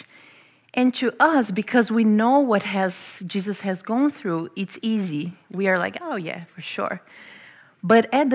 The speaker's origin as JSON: {"language": "English", "country": "Brazil", "also_born_or_lived": "England", "moved": "as an adult", "lives_now": "United States", "said": "I'm from Brazil"}